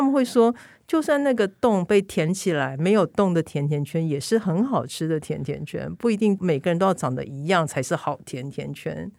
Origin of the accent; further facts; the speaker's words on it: Taiwan; now in Italy; 我们台湾人好爱美食